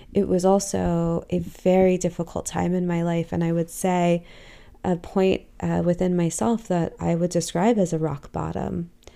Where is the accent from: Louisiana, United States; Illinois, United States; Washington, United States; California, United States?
California, United States; Los Angeles; I grew up in Southern California, in, in the heart of Los Angeles